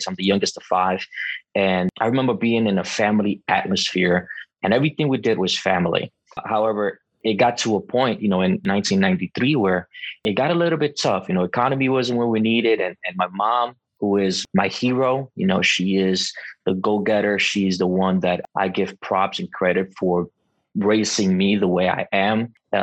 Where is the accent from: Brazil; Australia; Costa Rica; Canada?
Costa Rica; also born or lived in Bronx, New York; now in New York, United States; I was born in Costa Rica